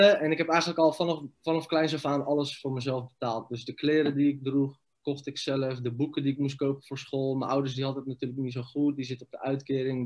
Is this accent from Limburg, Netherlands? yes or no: no; Rotterdam, South Holland, Netherlands; also born or lived in Iraq / village near Noordwijk aan Zee / Leiden; hebben we een huisje gekregen in Rotterdam. Daar hebben we zes jaar gewoond. Toen zijn we verhuisd naar een klein dorpje in de buurt van Noordwijk aan Zee, Leiden. En ik was 10, 11 jaar toen we daarheen